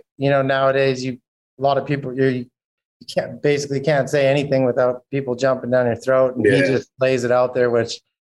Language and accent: English; Saskatchewan, Canada; now in Florida, United States; I grew up in Canada where we don't have anything, in Saskatchewan where it's freezing cold almost all year long